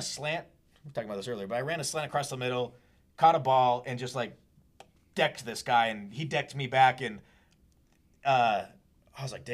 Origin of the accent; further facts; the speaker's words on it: Washington, United States; I grew up in Washington State, and the biggest hospital is, like, 2.5 hours away